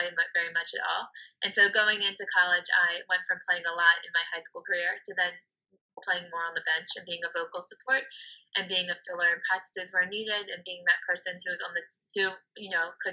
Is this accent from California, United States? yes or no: no; Baltimore, Maryland, United States; moved away as an adult; now in Washington, D.C., United States; growing up in Baltimore